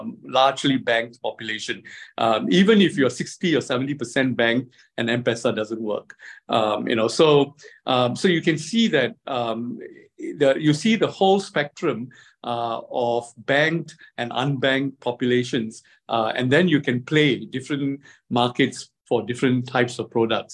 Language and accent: English; Singapore; also born or lived in China; I come from Singapore